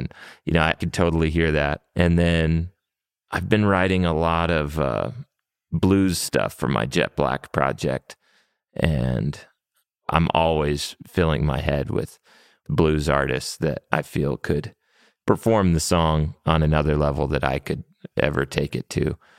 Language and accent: English; New Mexico, United States; And, you know, growing up in New Mexico, there's a lot of bilingual people that we grew up around and working with.